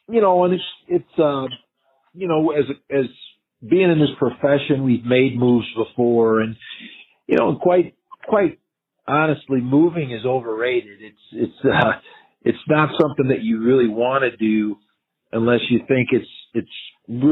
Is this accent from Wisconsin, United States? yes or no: yes; Madison, Wisconsin, United States; also born or lived in Reno; now in Fort Collins, United States; I've grown up in a college town in Madison, Wisconsin